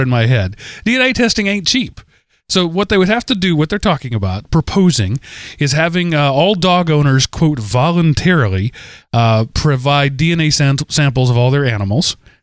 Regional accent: Texas, United States; my home state, because as much as I love Texas

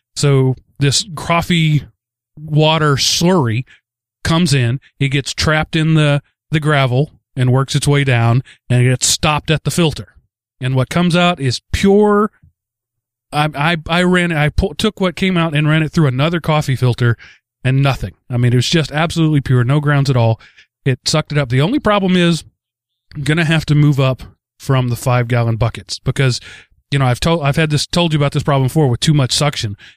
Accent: Texas, United States; growing up in Texas

